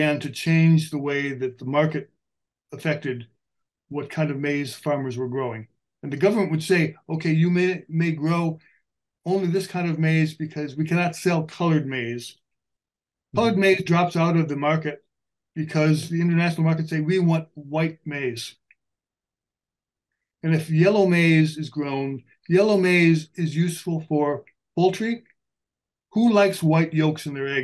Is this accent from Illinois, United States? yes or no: yes; Illinois, United States; I grew up in Illinois, and Illinois is a big maize producing area